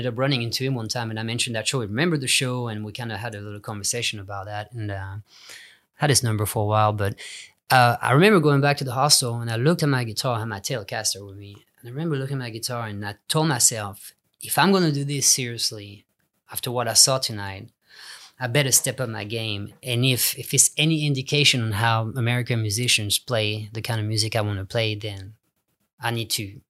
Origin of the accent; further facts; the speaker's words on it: England, United Kingdom; now in United States; In LA, there was great players, but it was in the rock and roll style. So I felt at home.